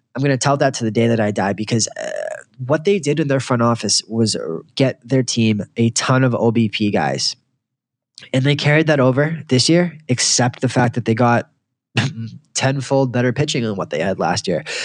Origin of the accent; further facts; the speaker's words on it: Boston, Massachusetts, United States; I grew up in Boston.